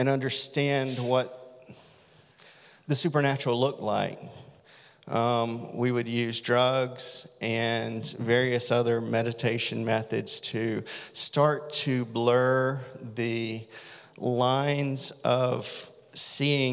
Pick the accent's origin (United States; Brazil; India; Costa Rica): United States; Deep South; I grew up in the Deep South